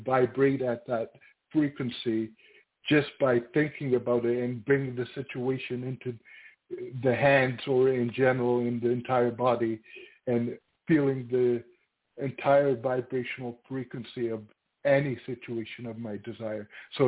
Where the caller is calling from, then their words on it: Toronto, Ontario, Canada; from Toronto.